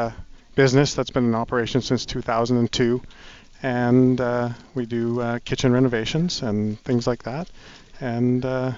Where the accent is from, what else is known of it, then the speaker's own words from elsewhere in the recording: Edmonton, Alberta, Canada; also born or lived in Toronto area, Ontario; I was born in the Toronto area, but I've been here since I've been 10 years old.